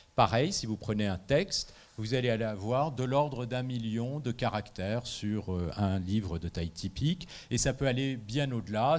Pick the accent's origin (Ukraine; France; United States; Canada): France; je suis français